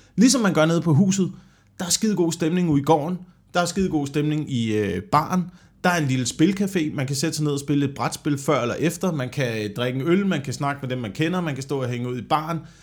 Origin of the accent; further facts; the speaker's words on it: Vemmelev, Zealand, Denmark; Jeg voksede op sådan mellem Slagelse og Korsør